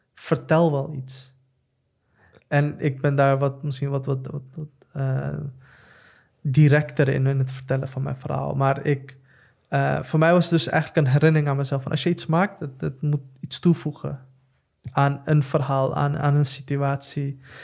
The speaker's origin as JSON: {"language": "Dutch", "town": "The Hague", "region": "South Holland", "country": "Netherlands", "tie": "born or raised there", "said": "ik kom uit Den Haag, ik kom uit Schilderswijk"}